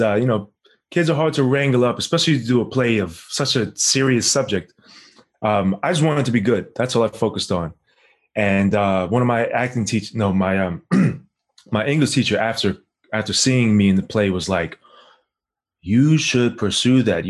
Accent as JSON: {"language": "English", "town": "New York City", "region": "New York", "country": "United States", "tie": "born or raised there", "also_born_or_lived": "Harlem, New York", "moved": "as an adult", "said": "I'm from New York. I'm from South Ozone Park, Queens. Yeah, born and raised back and forth between there and Harlem"}